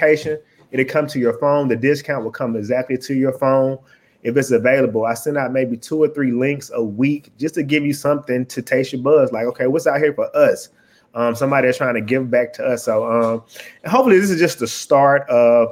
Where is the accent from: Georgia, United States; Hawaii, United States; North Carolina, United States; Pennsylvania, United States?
Georgia, United States; Atlanta; I'm from Atlanta, Georgia.